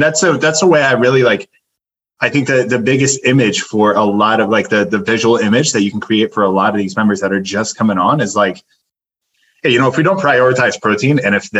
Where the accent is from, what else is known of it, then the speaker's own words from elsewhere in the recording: New Jersey, United States; Like, I grew up in Jersey. I'll do a bagel with cream cheese